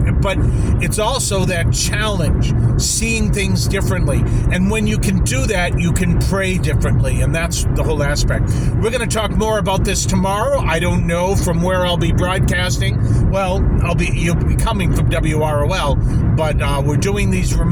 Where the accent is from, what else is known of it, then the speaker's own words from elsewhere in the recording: Boston, Massachusetts, United States; I am from Boston